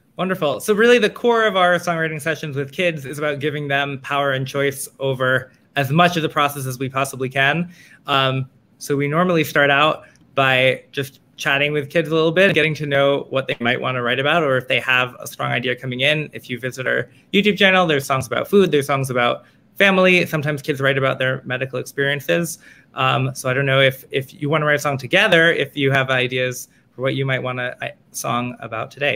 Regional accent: New York City, New York, United States; I am from Manhattan, uh, I, where I continue to live

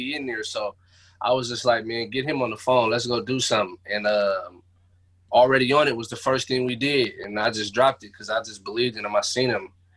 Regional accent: Seattle, Washington, United States; The Central District, man, the most gentrified place in Seattle right now

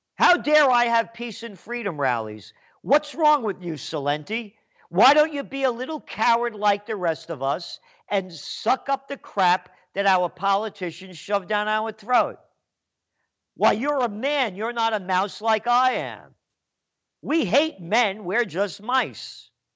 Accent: New York City, New York, United States; also born or lived in Kingston, New York; I'm Napolitano, born in the Bronx

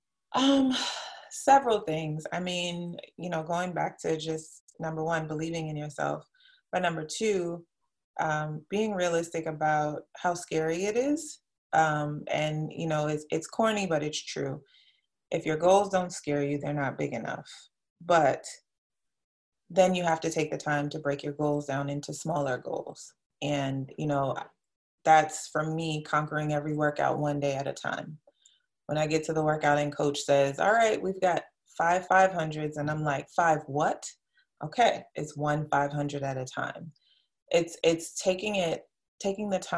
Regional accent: New York City, New York, United States; I'm from New York City

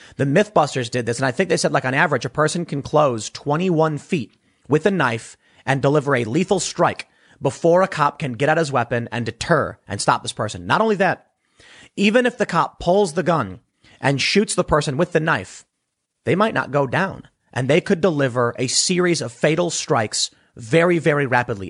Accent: Chicago, Illinois, United States; I'm from Chicago

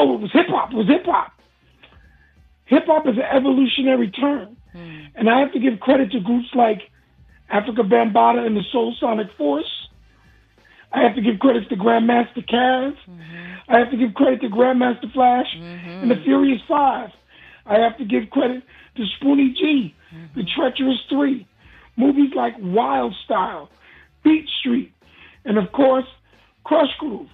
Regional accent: New York, United States; I'm from New York

